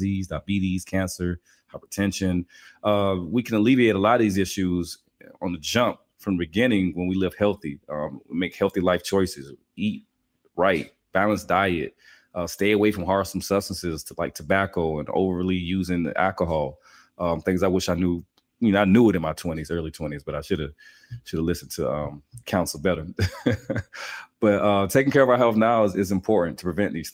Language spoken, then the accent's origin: English; Albany, Georgia, United States; I'm from Albany, Georgia, birthplace of …, real country.